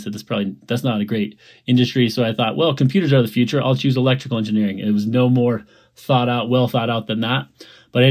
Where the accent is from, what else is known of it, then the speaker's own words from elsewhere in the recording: Colorado, United States; I grew up in Colorado, went to school in Boulder